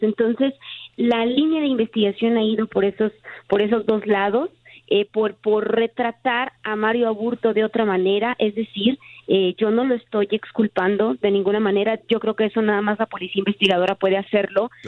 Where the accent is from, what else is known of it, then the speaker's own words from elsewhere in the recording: Tijuana, Baja California, Mexico; soy de Tijuana